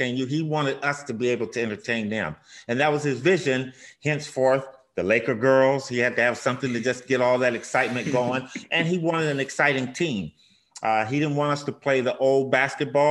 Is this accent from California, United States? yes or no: yes; Pasadena, California, United States; I grew up in Pasadena, California, out here in Los Angeles